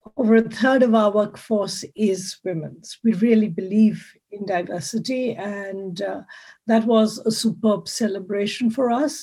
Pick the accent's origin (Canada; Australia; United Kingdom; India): India; Mumbai, Maharashtra; moved away as an adult; now in Zurich, Switzerland; I come originally from India, from the huge big city of Bombay, Mumbai today, and I moved to Switzerland 26 years ago.